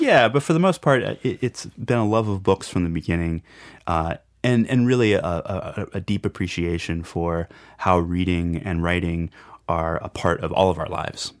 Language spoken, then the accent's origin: English; Shelbyville, Illinois, United States; now in Chautauqua, United States; when I was growing up in Illinois, um, there was just actually not too far away from where I grew up, in Shelbyville, Illinois